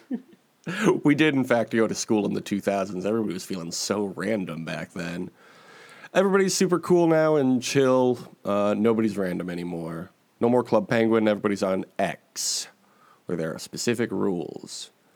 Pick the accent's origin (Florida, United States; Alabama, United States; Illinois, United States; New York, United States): Illinois, United States; Chicago; I was born and raised in Chicago